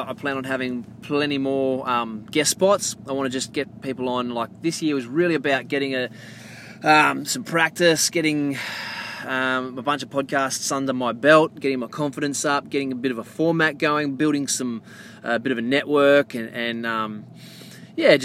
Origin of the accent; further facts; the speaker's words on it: Quinns Rocks, Western Australia, Australia; also born or lived in Port Hedland; I grew up in Craft, but then I was in Quinn's for 20 odd years.